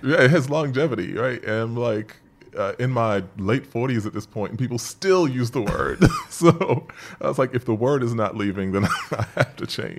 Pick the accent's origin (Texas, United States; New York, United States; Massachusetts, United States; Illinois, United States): New York, United States; New York City; as a young person growing up in Queens